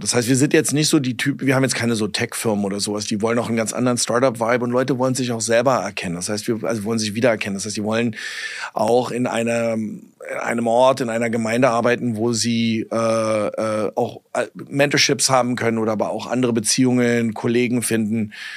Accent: Berlin, Germany; accent: Berlinerisch; moved away as an adult; also born or lived in New York / California; bin Berliner

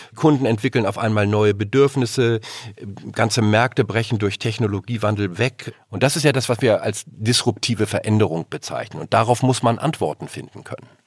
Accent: Germany; als Deutsche

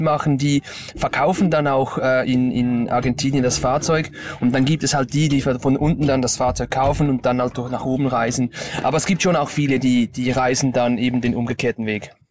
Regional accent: Stäfa, Zurich, Switzerland

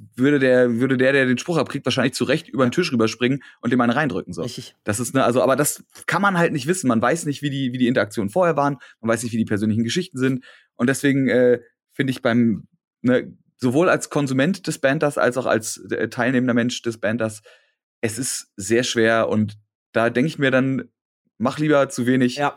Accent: Berlin, Germany; ich bin dann in Hellersdorf, wo ich groß geworden bin

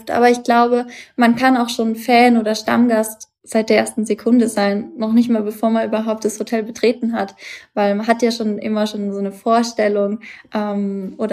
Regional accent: Bavaria, Germany; Ich komme ja auch aus Bayern. Ich bin ja eigentlich äh, fränkisches Mädchen. Dementsprechend ist es für mich eigentlich wie Heimat.

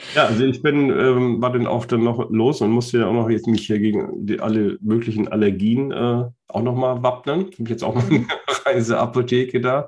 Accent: Germany; wir als Deutsche

